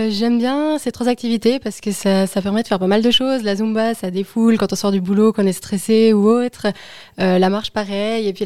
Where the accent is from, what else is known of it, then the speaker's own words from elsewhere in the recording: Saint-Maurice, Valais, Switzerland; alors, euh, j'ai 26 ans, j'ai grandi à Saint-Maurice, j'ai fait toutes mes écoles à Saint-Maurice jusqu'au collège.